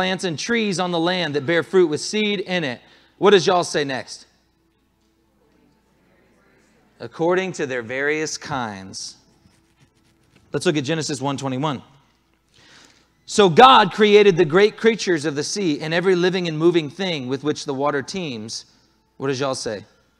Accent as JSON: {"language": "English", "region": "Southern US", "country": "United States", "said": "There are some people in here who, yes, were even raised in the North. I'm from the South."}